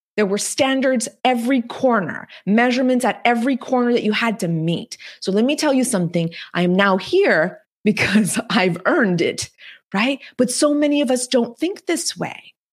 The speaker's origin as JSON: {"language": "English", "region": "the Texas Mexican border", "country": "United States", "tie": "born or raised there", "second_language": "English", "said": "the girl who was born and raised on the Texas Mexican border, who didn't speak a word of English until she was eight years old"}